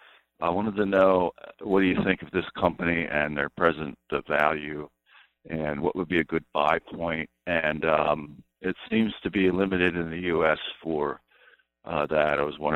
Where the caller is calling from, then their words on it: Pennsylvania, United States; I'm from Pennsylvania.